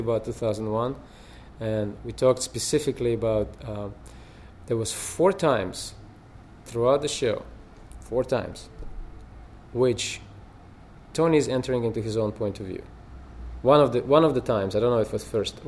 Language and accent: English; Russia; now in United States; I come from Russia